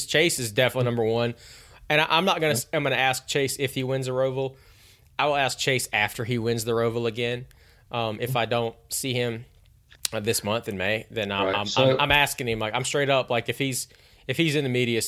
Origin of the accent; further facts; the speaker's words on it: Hickory, North Carolina, United States; I was born in Hickory, North Carolina